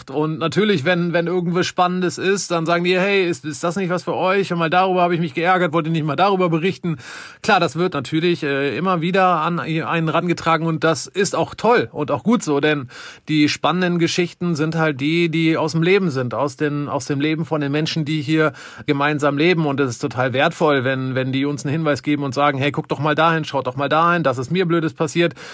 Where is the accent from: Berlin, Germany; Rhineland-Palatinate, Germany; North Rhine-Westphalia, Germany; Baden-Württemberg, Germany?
North Rhine-Westphalia, Germany; Wermelskirchen; moved away as an adult; also born or lived in Bielefeld; now in Bonn, Germany; Ich komme ursprünglich aus dem Bergischen Land, ist nicht, äh, ist nicht allzu weit auch. weg aus Wermelskirchen und äh, bin zum Studium hier hingekommen und habe mich äh, tatsächlich direkt in äh, Bonn und die Region verliebt.